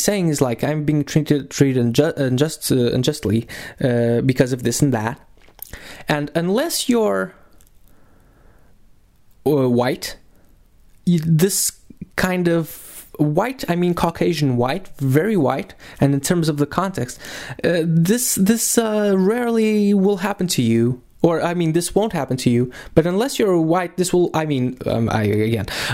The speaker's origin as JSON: {"language": "English", "country": "Portugal", "said": "we're from Portugal."}